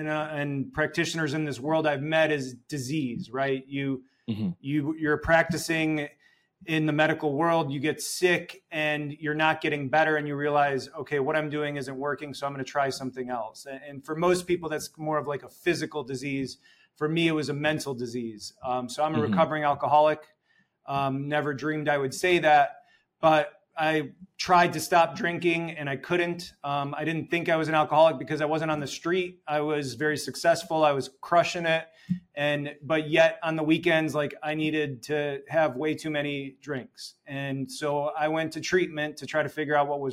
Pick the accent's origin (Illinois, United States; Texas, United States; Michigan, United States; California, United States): Illinois, United States; Chicago; I was born in Chicago.